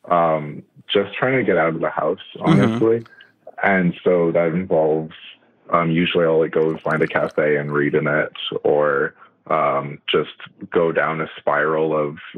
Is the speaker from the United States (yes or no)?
no; Canada; I'm Canadian